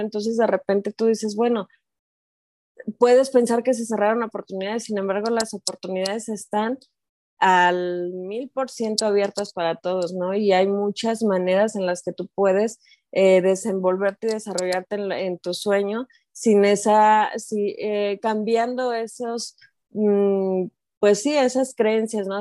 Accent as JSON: {"language": "Spanish", "country": "Mexico", "also_born_or_lived": "Guadalajara", "said": "soy de México, vivo en Guadalajara"}